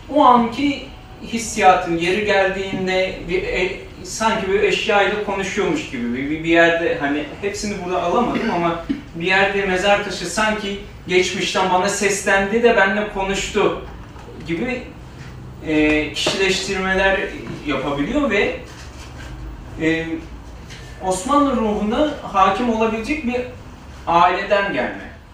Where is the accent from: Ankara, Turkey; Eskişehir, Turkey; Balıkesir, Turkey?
Balıkesir, Turkey; moved away; also born or lived in Istanbul; ben Balıkesir'de büyüdüm.